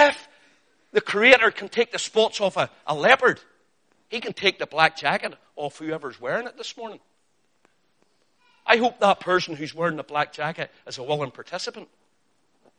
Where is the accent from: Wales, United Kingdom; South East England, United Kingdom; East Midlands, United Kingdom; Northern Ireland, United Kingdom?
Northern Ireland, United Kingdom; I'm Northern Irish and sometimes my pronunciation of names is different from yours